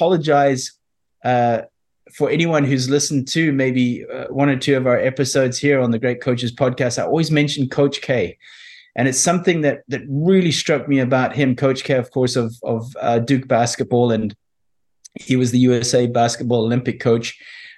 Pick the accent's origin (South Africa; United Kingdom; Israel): South Africa; I was brought up, you know, growing up in South Africa